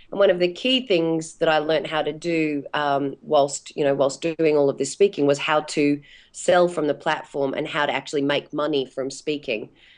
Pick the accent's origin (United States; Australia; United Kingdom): Australia; Tasmania; I'm from Tassie originally, and as we're doing this today, I'm sitting down at my mum's place visiting her, which is really lovely.